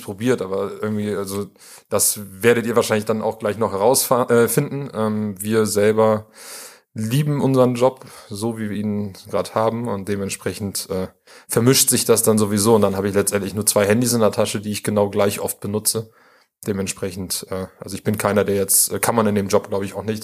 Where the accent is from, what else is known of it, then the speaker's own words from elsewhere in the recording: Bremen, Germany; moved away as an adult; also born or lived in Vienna, Austria / Australia; now in Münster, Germany; ich in Bremen geboren wurde und aufgewachsen bin